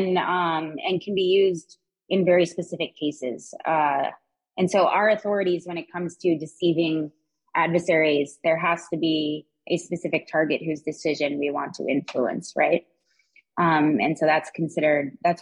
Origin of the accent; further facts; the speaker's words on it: United States; as an American